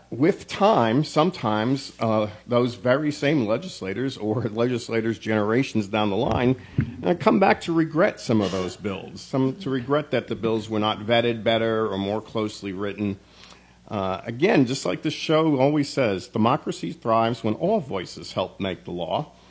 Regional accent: Northeast, United States; now in Tennessee, United States; I grew up in the Northeast, which is a much more densely populated part of the country

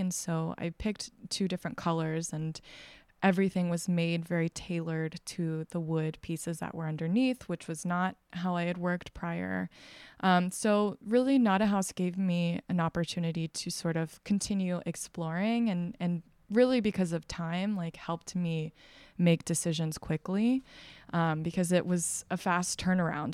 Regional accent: Texas, United States; moved away; I'm originally from Texas, and I, um, was raised very evangelical Christian

